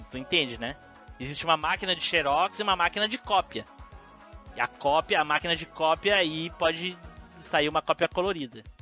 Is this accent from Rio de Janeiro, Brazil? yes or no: yes; Rio de Janeiro, Brazil; Não, mas ele é do Rio. É, eu sou do Rio.